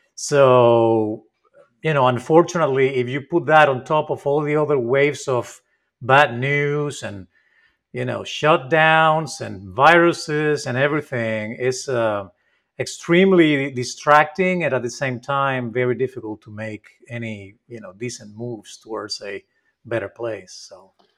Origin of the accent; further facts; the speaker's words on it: Spain; I'm not from Mexico, I'm from Spain